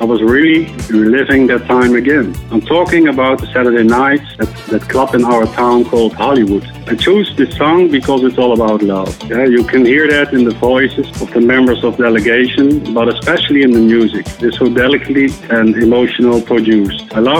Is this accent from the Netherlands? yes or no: yes; Netherlands; I'm from the Netherlands.